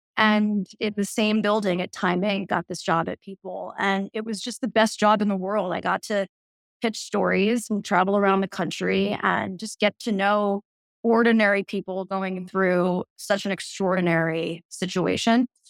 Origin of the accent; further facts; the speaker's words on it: New York City, New York, United States; I grew up in New York City, and both my parents were photojournalists